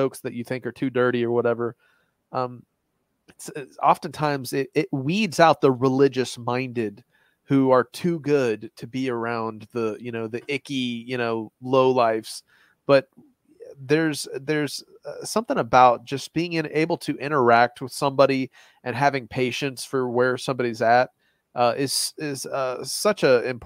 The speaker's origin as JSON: {"language": "English", "area": "Gatlinburg side of Nashville", "region": "Tennessee", "country": "United States", "said": "I'm from the Gatlinburg side of Nashville"}